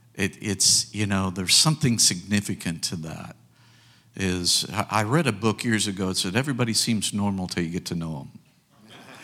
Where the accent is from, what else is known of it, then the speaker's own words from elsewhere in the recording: United States; we as American people